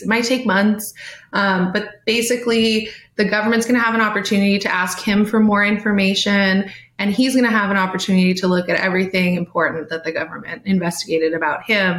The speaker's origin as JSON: {"language": "English", "region": "California", "country": "United States", "said": "I'm from California"}